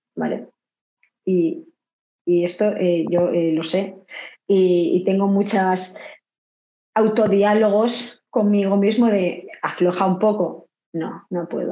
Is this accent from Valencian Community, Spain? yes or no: yes; Vila-real, Valencian Community, Spain; also born or lived in Argentina; yo soy de Castellón